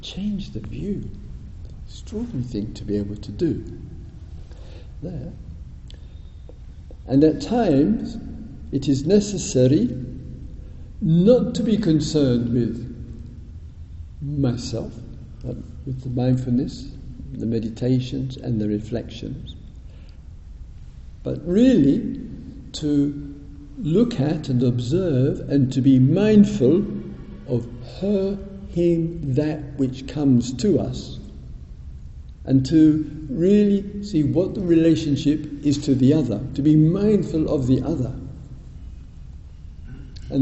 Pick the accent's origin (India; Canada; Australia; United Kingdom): United Kingdom; being British